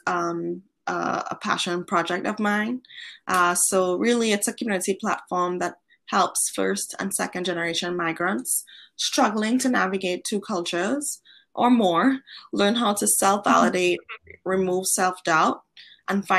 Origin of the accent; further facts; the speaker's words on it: Trinidad & Tobago; also born or lived in Boston / Madrid / San Francisco; now in Los Angeles, United States; I was born and raised in Trinidad and Tobago, which is a tiny island in the Caribbean.